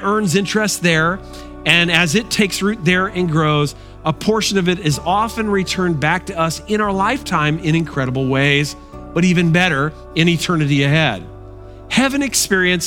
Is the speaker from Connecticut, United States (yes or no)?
yes; Bristol, Connecticut, United States; my hometown, Bristol, Connecticut